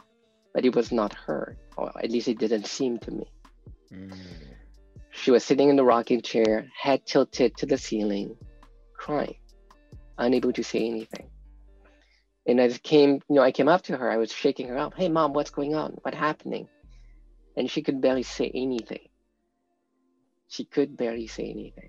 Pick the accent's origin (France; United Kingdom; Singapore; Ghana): France; We grew up in France. That was where I was born